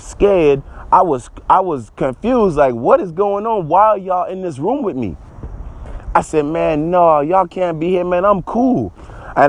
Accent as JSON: {"language": "English", "town": "Charleston", "region": "South Carolina", "country": "United States", "said": "I'm from Charleston, South Carolina"}